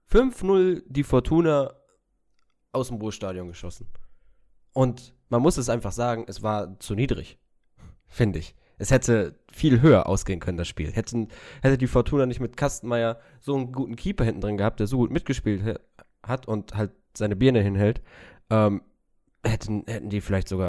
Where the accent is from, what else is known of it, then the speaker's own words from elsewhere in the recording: Bochum, North Rhine-Westphalia, Germany; als Bochumer kann es einen freuen.